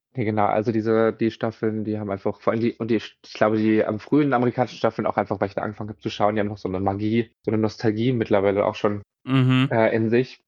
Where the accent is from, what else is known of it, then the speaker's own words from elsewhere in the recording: Mainz, Rhineland-Palatinate, Germany; moved away as an adult; now in Berlin, Germany; wo ich herkomme aus Mainz